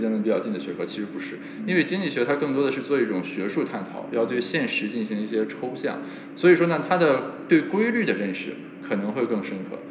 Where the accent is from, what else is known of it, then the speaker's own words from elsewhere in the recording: China; 我们作为中国人